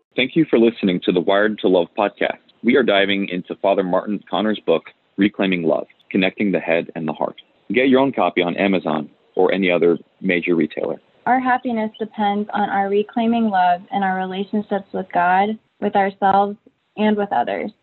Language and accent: English; South Africa; moved away as an adult; now in United States; I was born in South Africa and I lived there till I was 19 years old. And then I came to the United States